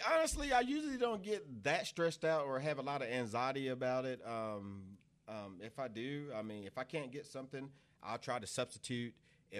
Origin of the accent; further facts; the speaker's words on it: Eastern Shore of Maryland, United States; moved away as an adult; also born or lived in Cleveland, Tennessee; now in Oklahoma, United States; I'm originally from Maryland, the Eastern Shore of Maryland, which is about 2 hours south of Baltimore across the Chesapeake Bay Bridge. I moved to Oklahoma in 2007.